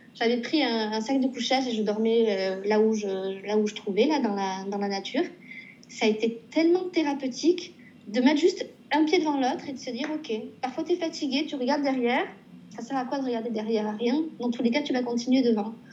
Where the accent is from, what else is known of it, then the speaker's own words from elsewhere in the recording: Pau, Nouvelle-Aquitaine, France; moved away as an adult; now in Montreal, Canada; je suis originaire donc, de Pau.